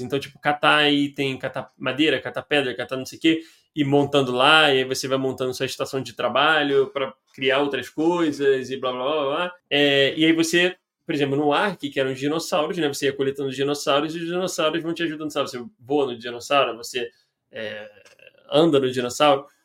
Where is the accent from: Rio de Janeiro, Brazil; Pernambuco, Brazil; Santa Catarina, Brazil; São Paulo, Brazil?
Rio de Janeiro, Brazil; eu e Noelle, dois cariocas